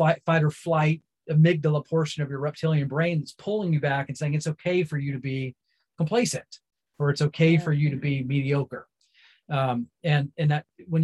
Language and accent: English; Central North Carolina, United States; I was raised in Central North Carolina